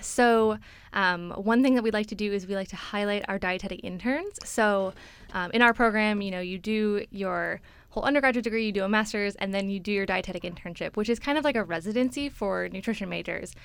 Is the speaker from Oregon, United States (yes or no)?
no; Chicago, Illinois, United States; moved away as an adult; now in Boston, United States; So I'm from Chicago